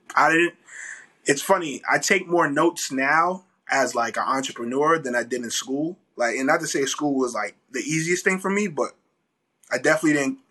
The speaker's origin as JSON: {"language": "English", "region": "New York", "country": "United States", "also_born_or_lived": "Atlanta / Houston", "moved": "as an adult", "said": "I'm from New York"}